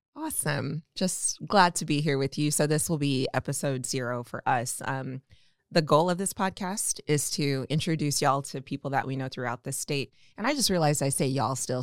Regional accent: Omaha, Nebraska, United States; also born or lived in Atlanta; I'm also from Omaha, uh, born and raised.

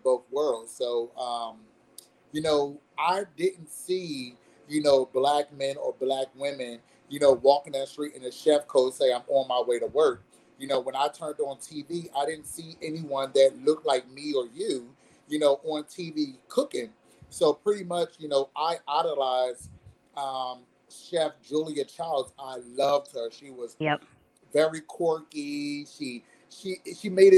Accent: Philadelphia, Pennsylvania, United States; moved away as an adult; now in South Carolina, United States; I'm a Philly John, born and bred in Philadelphia, yep. North Philadelphia, you know, born and raised up in a church

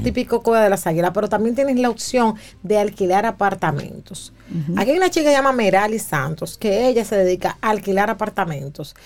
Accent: Dominican Republic; los dominicanos

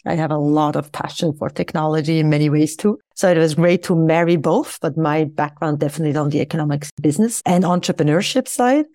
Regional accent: Switzerland; I returned back to my home country of Switzerland

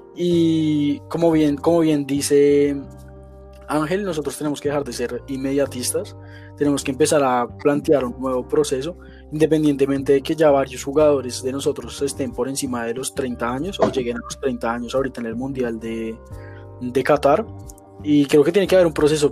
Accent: Colombia; uno como colombiano

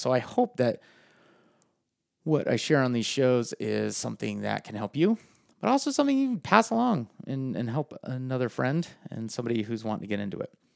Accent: Farmington, New Mexico, United States; I grew up in Farmington, New Mexico, proud resident of the five oh five down there

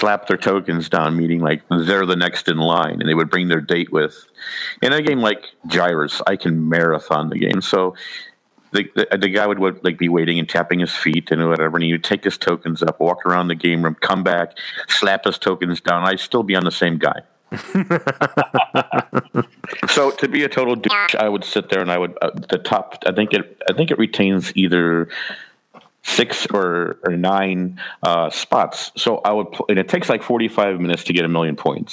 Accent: Bridgeview, Illinois, United States; accent: Midwestern; moved away; I grew up on the southwest side of Chicago in a town called Bridgeview.

